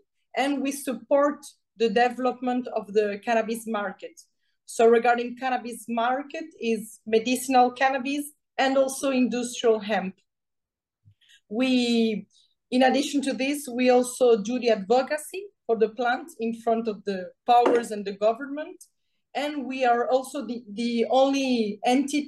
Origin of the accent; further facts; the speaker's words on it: Venezuela; English is a second language; moved away as an adult; also born or lived in France; now in Brazil; I was born in Venezuela with my father is Colombian, my mother is French. I was educated in a French school in Venezuela